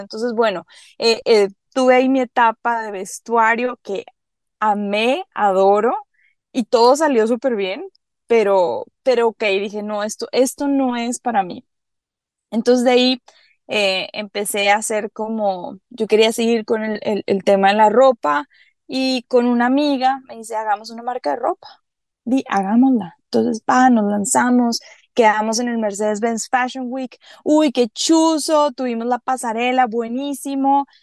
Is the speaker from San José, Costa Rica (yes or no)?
no; Caribbean coast of Costa Rica, Limón, Costa Rica; ¿dónde nacimos? En la costa del Caribe, somos de Costa Rica